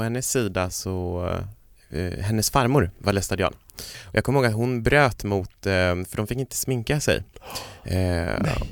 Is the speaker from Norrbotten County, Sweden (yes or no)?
yes; Kiruna, Norrbotten County, Sweden; moved away; jag kommer ju från Kiruna, det är inte allt för långt ifrån Pajala